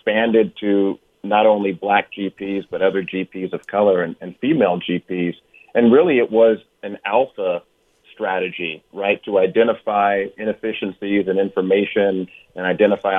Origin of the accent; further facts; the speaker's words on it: Oakland, California, United States; also born or lived in Hampton, Virginia; I grew up in Oakland, California, went to a historically black college in Hampton, came back to go to Cal